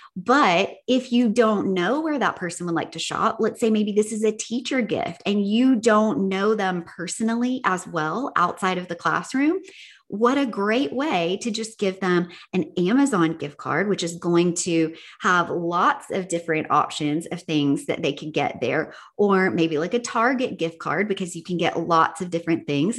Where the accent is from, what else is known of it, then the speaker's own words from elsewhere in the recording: the South, United States; I'm from the South